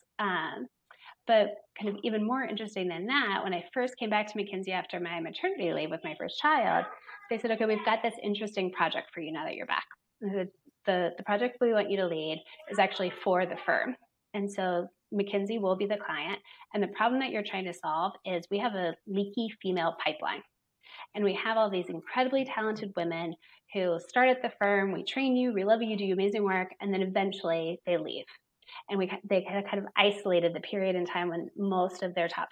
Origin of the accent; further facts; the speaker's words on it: Cincinnati, Ohio, United States; moved away as an adult; also born or lived in Cleveland, Ohio; I was born and raised just down the road in Cincinnati, Ohio